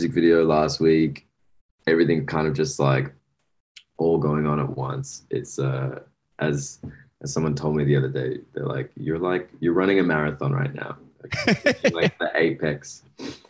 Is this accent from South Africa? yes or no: no; Sydney, New South Wales, Australia; moved away as an adult; also born or lived in Los Angeles; I'm from Western Sydney in like a small hood called St. Mary's.